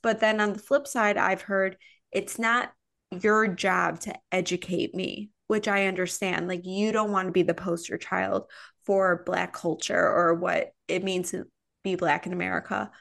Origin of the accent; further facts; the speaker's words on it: Midwest, United States; moved away; also born or lived in Chicago; I'm from the Midwest